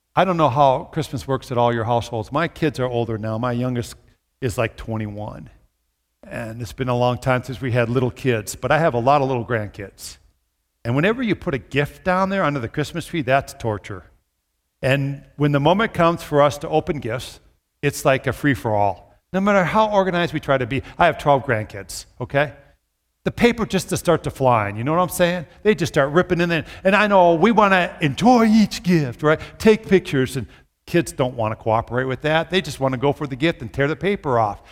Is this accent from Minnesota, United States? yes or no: yes; Minnesota, United States; now in Brookings, United States; my childhood where I grew up in Minnesota